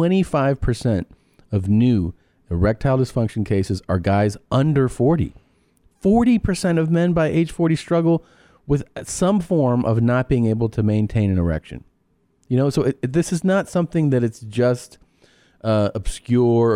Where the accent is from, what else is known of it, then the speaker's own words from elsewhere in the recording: Miami, Florida, United States; moved away; It's Miami. They're really crazy down there. At least they were when I was growing up.